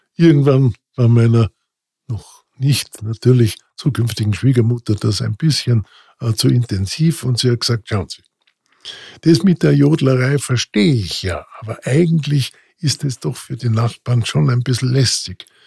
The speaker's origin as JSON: {"language": "German", "town": "Gaschurn", "region": "Vorarlberg", "country": "Austria", "tie": "born or raised there", "also_born_or_lived": "Bregenz", "accent": "Vorarlbergerisch", "moved": "yes", "said": "Also in Bregenz geboren, dann in weiterer Folge im Montafon groß geworden"}